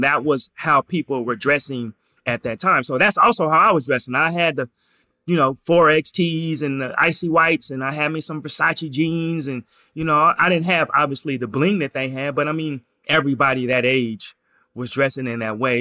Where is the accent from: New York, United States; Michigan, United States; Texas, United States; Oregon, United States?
Oregon, United States; Portland; I'm from Portland